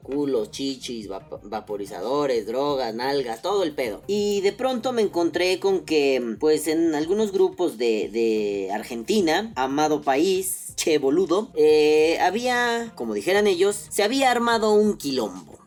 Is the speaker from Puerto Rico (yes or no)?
no; Mexico; como mexicano